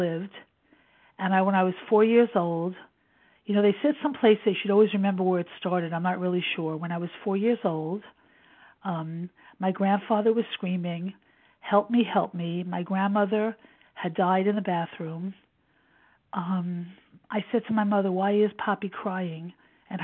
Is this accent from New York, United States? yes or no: yes; New York City, New York, United States; I was born in 1952 in Brooklyn, New York, to young parents who lived with their parents